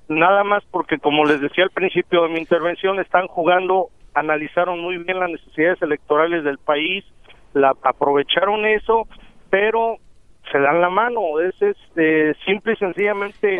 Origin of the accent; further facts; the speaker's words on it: Mexico; soy mexicano